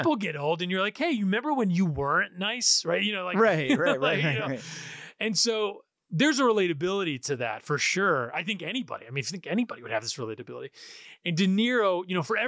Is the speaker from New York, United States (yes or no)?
yes; New York, United States; I'm an Italian from New York